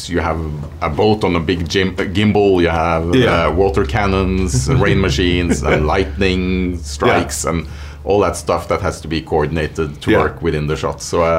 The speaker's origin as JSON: {"language": "English", "country": "Norway", "tie": "born or raised there", "said": "growing up in Norway"}